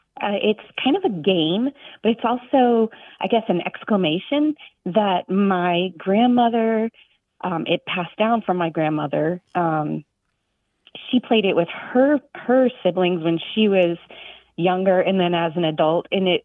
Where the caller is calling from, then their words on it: Tallahassee, Florida, United States; I'm calling from Tallahassee, Florida.